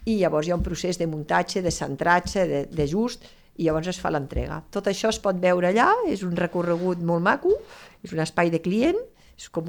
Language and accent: Catalan; Lleida, Catalonia, Spain; som de Lleida, estem a Lleida